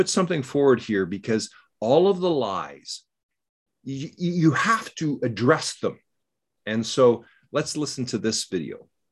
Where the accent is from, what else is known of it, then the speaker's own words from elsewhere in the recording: Canada; I'm a Canadian